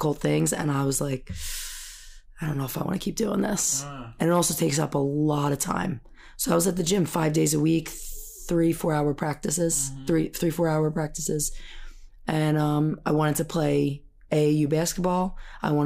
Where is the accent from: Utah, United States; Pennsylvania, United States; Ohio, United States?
Pennsylvania, United States; Holland; I grew up in Holland, right in Bucks County